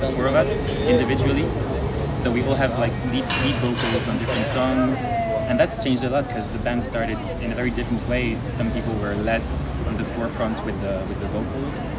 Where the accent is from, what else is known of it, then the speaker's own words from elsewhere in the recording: Geneva, Switzerland; we're from Geneva